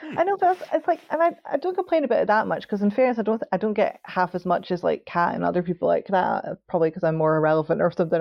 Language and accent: English; Scotland, United Kingdom; I'm Scottish